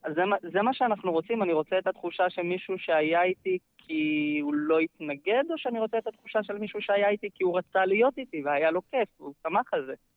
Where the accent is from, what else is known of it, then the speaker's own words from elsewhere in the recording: Ein Dor, Northern District, Israel; גר בקיבוץ עין-דור, uh, פחות או יותר כל חיי, נולדתי שם, חוץ מגיחות קטנות החוצה ללימודים, uh, גרתי שם כל החיים